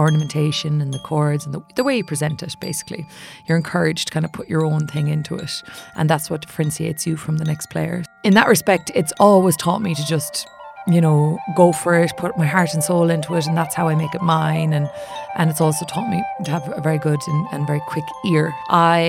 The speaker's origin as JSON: {"language": "English", "area": "County Mayo", "region": "Connacht", "country": "Ireland", "tie": "born or raised there", "also_born_or_lived": "United States", "moved": "as an adult", "lives_now": "London, United Kingdom", "said": "I am from County Mayo on the west coast of Ireland, and I am an artist living and working here in London. I grew up playing Irish traditional music"}